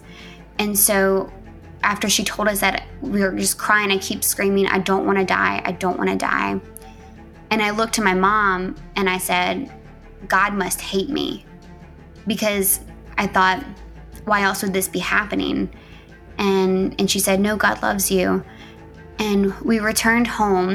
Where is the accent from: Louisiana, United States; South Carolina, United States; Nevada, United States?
Louisiana, United States; moved away as an adult; now in Memphis, United States; Grew up in a small town in Louisiana with my very loving parents and my little brother.